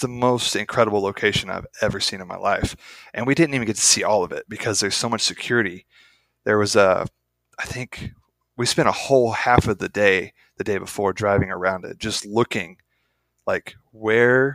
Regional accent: United States; I'm an American

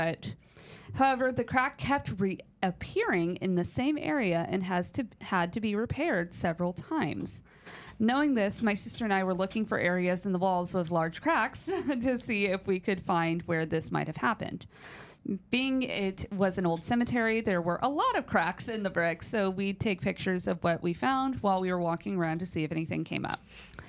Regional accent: Connecticut, United States; We are from Connecticut, but typically go down about twice a year to visit them and are planning to move down in 2025.

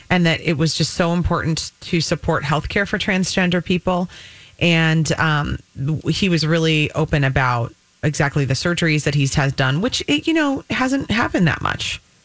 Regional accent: United States

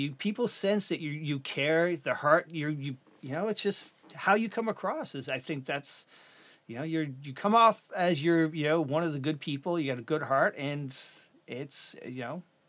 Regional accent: Canada; I'm a Canadian.

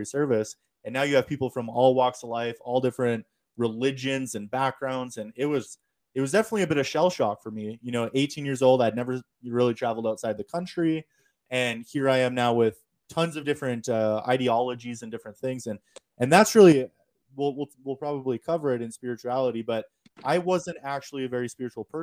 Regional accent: small town near Niagara, Wisconsin, United States; moved away as an adult; It's about 2 hours away from my hometown

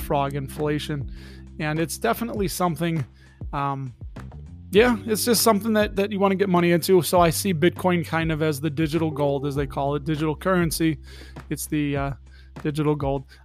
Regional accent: Chicago, Illinois, United States; I'm still from Chicago. We grew up in Chicago. I am fourth generation Chicagoan, I believe. Been here all my life except for the few years that I was in the United States Navy

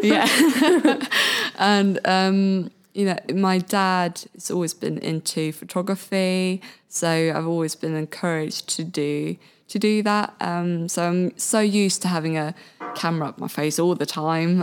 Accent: Sweden; English is a second language; moved away as an adult; now in Brighton, United Kingdom; I'm originally from Sweden

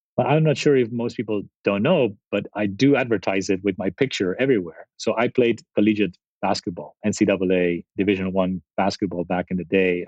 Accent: Spain; moved away as an adult; also born or lived in Italy / San Jose, United States; now in Silicon Valley, United States; I grew up in in Spain and, and and actually before Spain, Italy

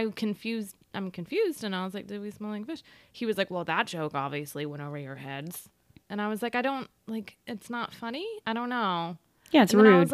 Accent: Austin, Texas, United States; "Sir, sir, I'm from Austin, and do you know that somebody could have a seizure from what you're doing?

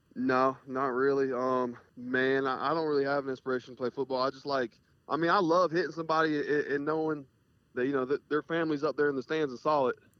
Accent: Jacksonville, Florida, United States; moved away as an adult; also born or lived in Colorado; now in Kentucky, United States; so I'm from North Florida in Jacksonville, and I just lived the last five years in South Florida. So been there my whole life

